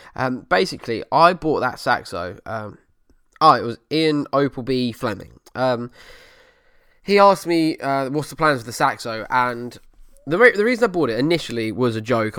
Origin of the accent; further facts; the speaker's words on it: Essex, East of England, United Kingdom; the banter you get from being an Essex boy and being from Essex